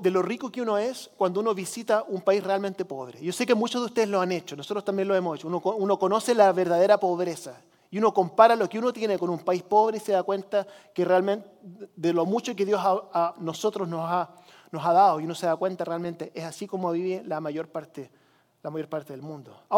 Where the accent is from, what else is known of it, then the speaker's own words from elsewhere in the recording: Chile; Algunos de ustedes saben que yo crecí como misionero en Chile, en los 80 país del tercer mundo